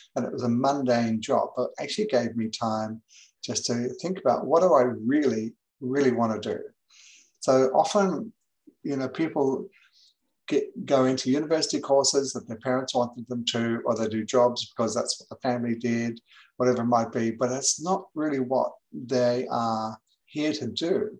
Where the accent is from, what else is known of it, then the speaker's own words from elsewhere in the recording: England, United Kingdom; moved away as an adult; also born or lived in New Zealand; now in Gold Coast, Australia; I was born in New Zealand. I went to England when I was seven years of age uh, with my family. I didn't go by myself. Um, and I was there till I was 20. So I, I grew up in England in the 60s.